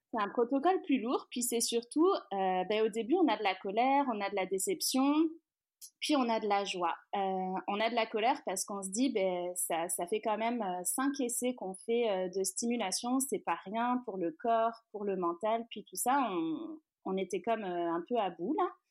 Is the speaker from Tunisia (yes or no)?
no; France; moved away as an adult; also born or lived in Rive-Sud of Montreal, Canada; now in Montreal, Canada; je suis française, on s'est expatrié ici